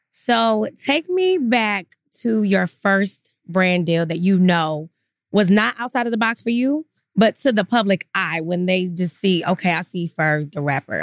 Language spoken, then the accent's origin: English; Atlanta, Georgia, United States; moved away as an adult; now in Brooklyn, United States; I grew up in Atlanta